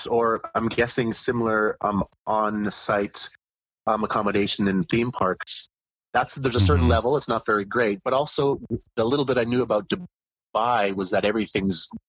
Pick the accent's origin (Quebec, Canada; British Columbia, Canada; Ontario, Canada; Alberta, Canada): Alberta, Canada; Calgary; moved away as an adult; my hometown in Calgary